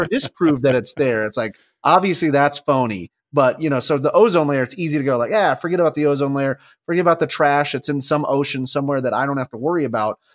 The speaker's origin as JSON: {"language": "English", "region": "Southwest", "country": "United States", "tie": "born or raised there", "said": "growing up in the Southwest"}